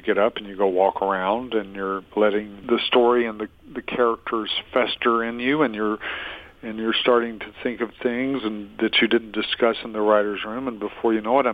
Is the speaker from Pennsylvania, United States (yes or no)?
no; Adel, Georgia, United States; I grew up in Adel, Georgia